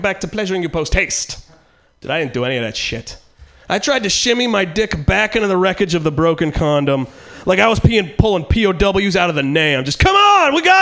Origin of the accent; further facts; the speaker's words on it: Eureka, California, United States; now in San Francisco, United States; I'm originally from Eureka, which is in real bad shape right now